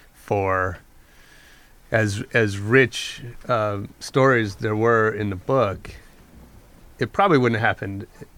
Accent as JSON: {"language": "English", "area": "San Francisco Bay Area", "region": "California", "country": "United States", "said": "I'm from the Bay Area"}